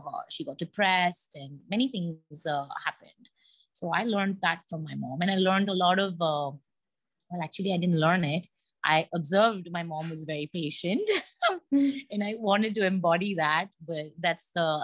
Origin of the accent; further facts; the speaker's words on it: India; being an Indian, we have lots of aunts and uncles